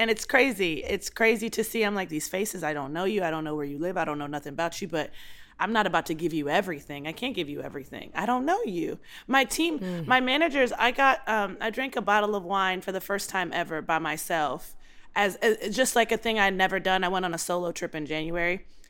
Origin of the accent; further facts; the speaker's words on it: Baltimore, Maryland, United States; I'm from Baltimore. We don't hold our tongues there.